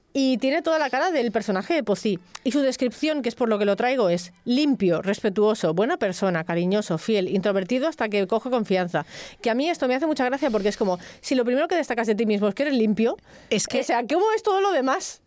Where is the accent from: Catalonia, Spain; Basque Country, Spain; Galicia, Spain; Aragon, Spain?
Catalonia, Spain; El Prat de Llobregat; Eres del Prat, ¿no? Yo también